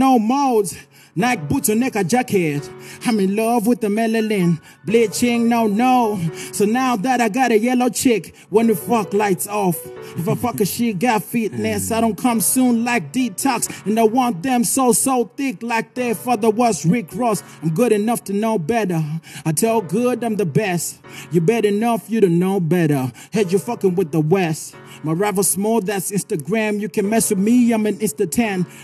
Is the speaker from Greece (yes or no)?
no; Zimbabwe; I come from Tinwald.